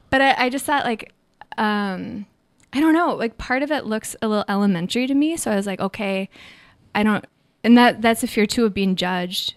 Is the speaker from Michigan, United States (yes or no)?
no; Minnesota, United States; now in San Francisco, United States; growing up in Minnesota